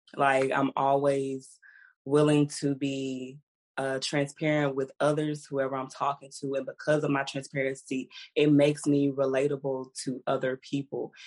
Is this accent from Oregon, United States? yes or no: no; Houston, Texas, United States; I was from Houston